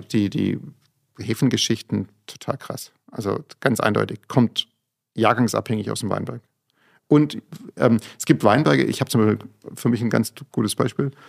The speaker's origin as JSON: {"language": "German", "town": "Fellbach", "region": "Baden-Württemberg", "country": "Germany", "said": "bei uns in Fellbach"}